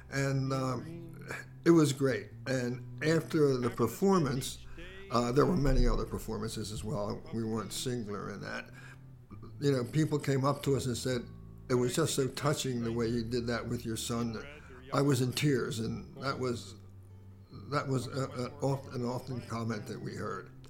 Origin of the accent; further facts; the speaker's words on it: Wilmington, Delaware, United States; also born or lived in Chester, Pennsylvania; We moved to uh, Wilmington when I was maybe four years old